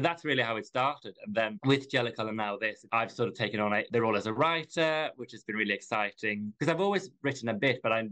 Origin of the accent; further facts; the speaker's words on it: Sweden; now in United Kingdom; I'm from Sweden originally. I've been living in the UK for quite a while.